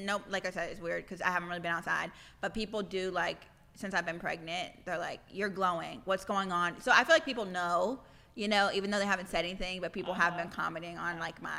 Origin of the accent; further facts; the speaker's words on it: Lee's Summit, Missouri, United States; moved away as an adult; also born or lived in Texas; where I'm literally from Lee Summit, Missouri, which is like the suburbs. There was only 4 black families where I'm from.